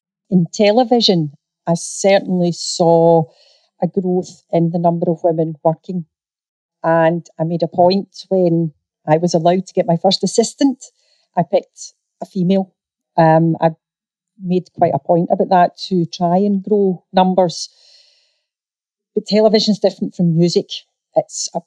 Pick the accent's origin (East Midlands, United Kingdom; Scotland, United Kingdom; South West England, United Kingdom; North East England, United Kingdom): Scotland, United Kingdom; I'm a Scottish girl.